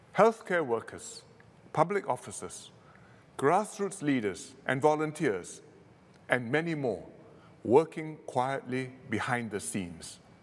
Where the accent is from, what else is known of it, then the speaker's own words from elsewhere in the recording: Singapore; being Singaporean